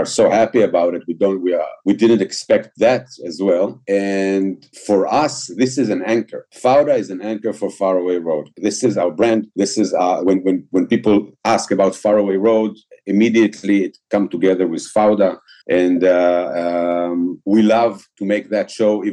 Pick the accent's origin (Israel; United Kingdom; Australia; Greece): Israel; English is a second language; we're coming from Israel